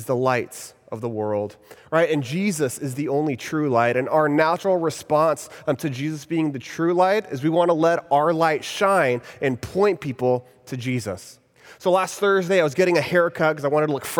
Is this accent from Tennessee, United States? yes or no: no; Texas, United States; moved away as an adult; now in Orlando, United States; I'm originally from Texas, and about 5 years ago, when I was still living there in Texas